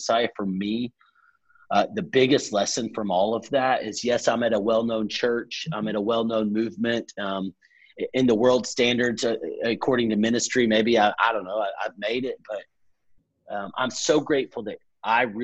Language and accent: English; Texas, United States; moved away as an adult; now in Atlanta, United States; I grew up in Texas, worked for a camp ministry